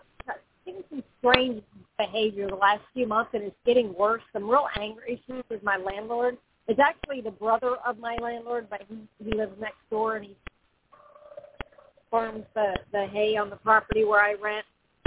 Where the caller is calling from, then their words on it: Florida, United States; Oh, I'm sorry. I'm in Florida.